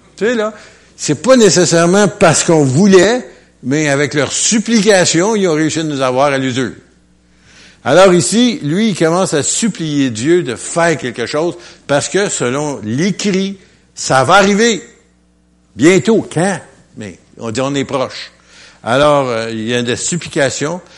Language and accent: French; Quebec, Canada; je suis québécois